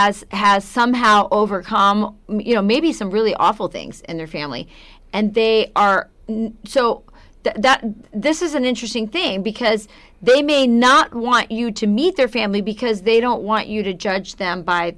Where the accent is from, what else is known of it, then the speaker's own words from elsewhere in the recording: Arizona, United States; I've kind of lived all over the world because my dad was in the military. So I'm from Arizona, but I never felt like I have to live in Arizona.